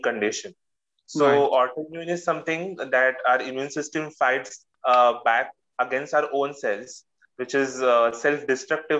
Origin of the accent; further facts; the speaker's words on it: Mumbai, Maharashtra, India; I'm from Mumbai, India